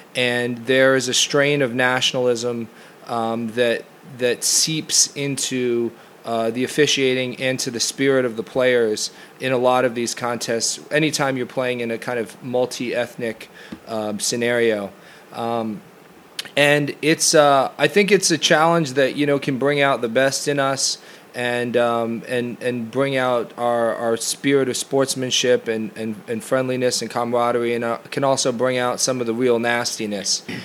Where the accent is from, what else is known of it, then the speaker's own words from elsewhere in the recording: United States; moved away as an adult; the sort of soccer environment that I grew up in in the United States